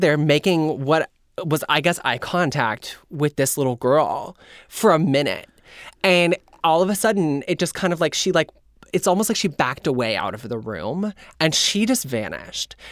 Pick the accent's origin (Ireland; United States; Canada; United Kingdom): United States; Indiana; moved away; also born or lived in Kentucky; I grew up in Indiana